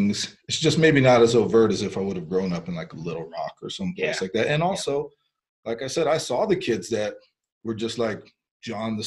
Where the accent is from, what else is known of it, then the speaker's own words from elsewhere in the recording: Fort Collins, Colorado, United States; first language Spanish; English is a second language; I'm born and raised in Fort Collins, Colorado